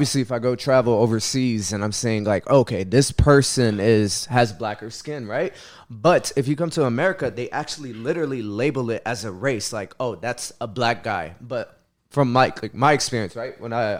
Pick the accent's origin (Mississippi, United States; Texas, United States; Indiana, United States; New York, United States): Texas, United States; Houston; Yeah, but I was born and raised in Houston, though, in Texas.